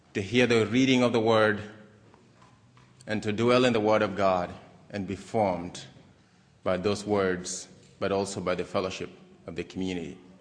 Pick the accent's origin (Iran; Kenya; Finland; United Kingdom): Kenya; moved away as an adult; also born or lived in Maryland, United States / Harrisonburg, Virginia, United States; now in United States; I was born in Kenya, East Africa.